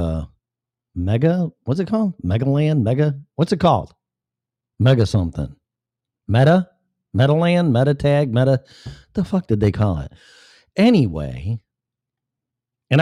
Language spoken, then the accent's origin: English; Illinois, United States; my home state of Illinois